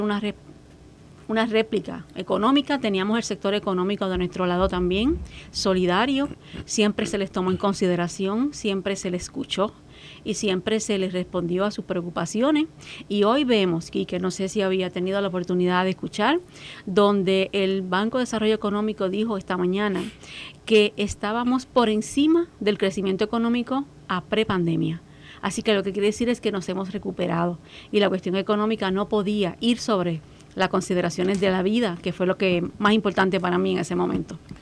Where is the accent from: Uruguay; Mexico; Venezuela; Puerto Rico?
Puerto Rico